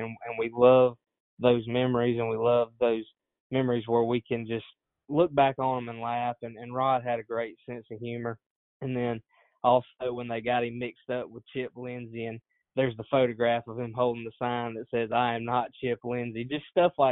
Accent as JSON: {"language": "English", "town": "Dozier", "region": "Alabama", "country": "United States", "tie": "born or raised there", "said": "I'm from Dozier, Alabama, lifelong Auburn fan, born and raised"}